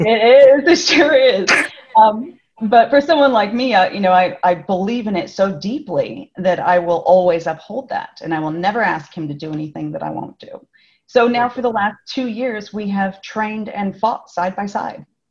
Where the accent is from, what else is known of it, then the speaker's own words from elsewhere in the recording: Los Angeles, California, United States; accent: Californian; moved away as an adult; now in Melbourne, Australia; I am from California originally, and I have lived in Melbourne for 11 years.